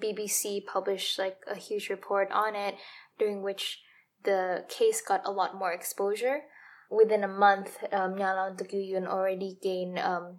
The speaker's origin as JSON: {"language": "English", "country": "Indonesia", "said": "as an Indonesian, I never hear cases of gang rape escalated to this scale."}